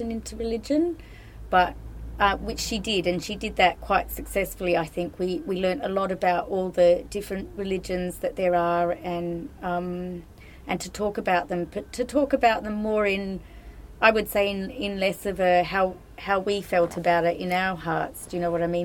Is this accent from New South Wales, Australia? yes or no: yes; Sydney, New South Wales, Australia; also born or lived in the desert, Australia; I come from Australia. I was born in the desert, but I grew up on the East Coast in Sydney